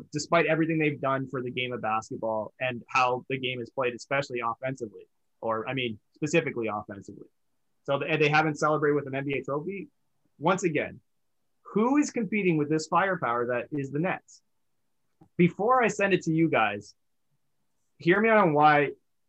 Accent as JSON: {"language": "English", "country": "Canada", "said": "as a Canadian Hoops fan"}